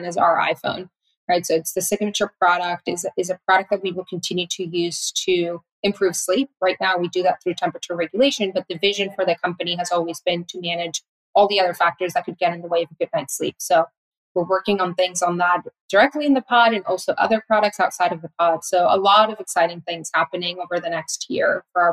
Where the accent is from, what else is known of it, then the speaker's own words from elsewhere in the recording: Tijuana, Baja California, Mexico; my city, from Tijuana